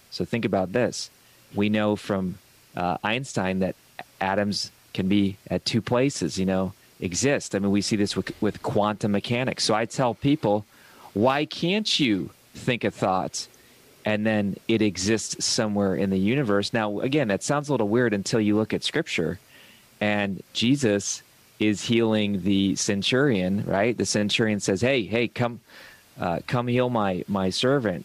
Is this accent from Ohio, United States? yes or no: yes; Ohio, United States; I come from Ohio